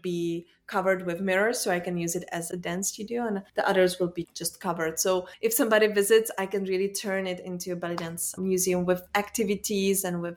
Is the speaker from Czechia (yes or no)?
yes; Czechia; English is a second language; now in Belgium; I'm in Belgium. I was born in Czech Republic, but now I live and I work in Belgium.